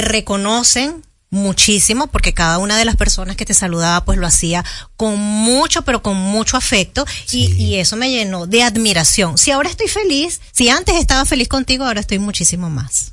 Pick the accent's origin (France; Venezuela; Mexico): Venezuela; now in Dominican Republic; República Dominicana a los venezolanos nos ha recibido de una manera maravillosa